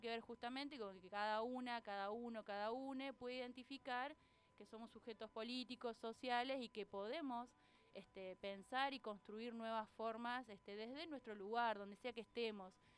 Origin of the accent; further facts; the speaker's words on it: Córdoba, Argentina; moved away as an adult; now in Tandil, Argentina; no soy de por estos pagos, nací en Córdoba. Este, en Córdoba Capital